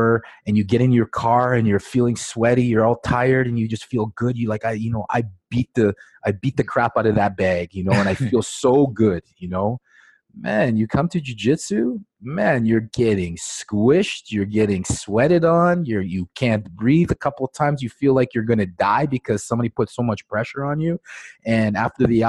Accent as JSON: {"language": "English", "town": "Regina", "region": "Saskatchewan", "country": "Canada", "said": "I'm from Regina, Saskatchewan, and I'm right in the middle of Canada."}